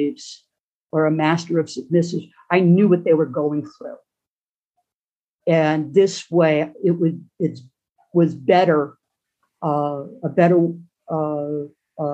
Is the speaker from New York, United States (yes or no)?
yes; Long Island, New York, United States; I grew up on Long Island in New York City